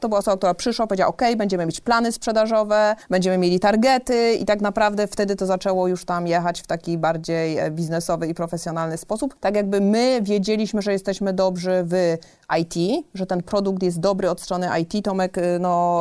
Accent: southern Poland, Poland; moved away as an adult; also born or lived in Warsaw / Switzerland; now in Gdańsk, Poland; Ja pochodzę z małej miejscowości, właśnie w bloku, w którym przeżyłam 19 e, lat mojego życia pierwszych

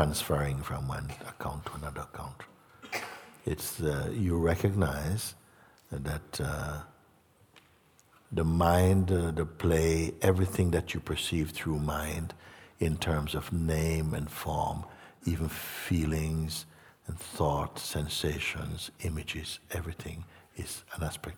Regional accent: Jamaica; moved away; also born or lived in England; I grew up in Jamaica, lived in England

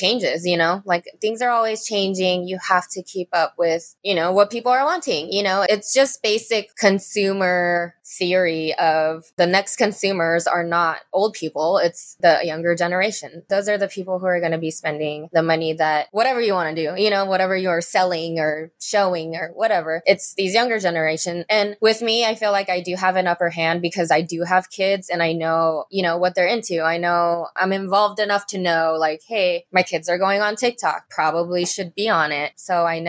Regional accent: Las Vegas, Nevada, United States; also born or lived in Los Angeles, California; I live in Las Vegas. I'm from Los Angeles originally, but I've been here all my life

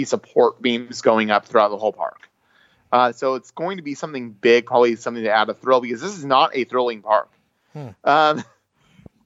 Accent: United States; I'm from the USA

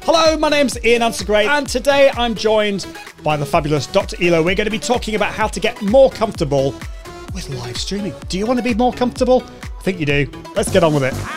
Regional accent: United Kingdom; I, can't help being British.

